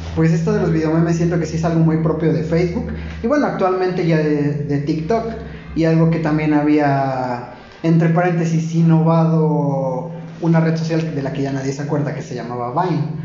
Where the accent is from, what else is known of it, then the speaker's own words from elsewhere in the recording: Tulancingo, Hidalgo, Mexico; cuando vivimos aquí en Tulancingo, pues decimos, no, pues es que es una ciudad